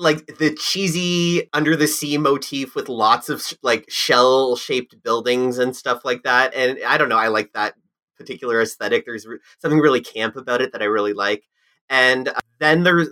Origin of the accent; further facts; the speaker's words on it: Canada's Wonderland, Ontario, Canada; I grew up on Canada's Wonderland